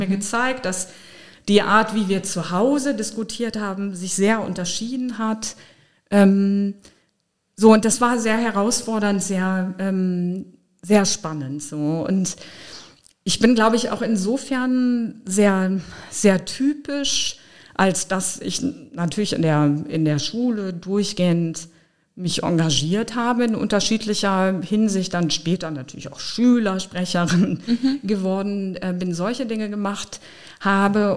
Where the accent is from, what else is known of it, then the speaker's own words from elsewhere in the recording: Osnabrück, Lower Saxony, Germany; also born or lived in Berlin; now in Trier, Germany; Osnabrück ist meine Geburtsstadt. Da habe ich meine Kindheit verbracht.